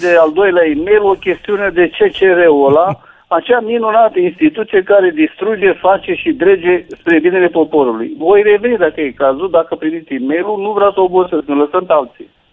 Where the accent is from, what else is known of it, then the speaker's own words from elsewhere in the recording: Buzău, Buzău County, Romania; now in Bucharest, Romania; sunt din Buzău și mănânc covrigi de la domnul Ciolacu